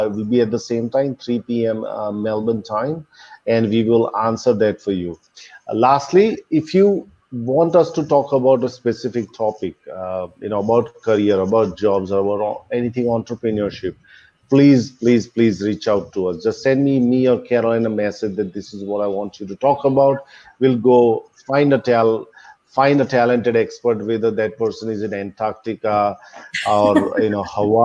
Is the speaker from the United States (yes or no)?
no; India; I'm Indian and I'm in my home state, which is known for entrepreneurs